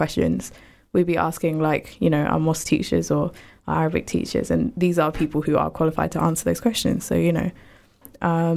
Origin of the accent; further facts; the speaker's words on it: Luton, East of England, United Kingdom; we grew up in Luton, which is obviously a very, how do I say it? We have a lot of Asians here and a lot of Muslims here as well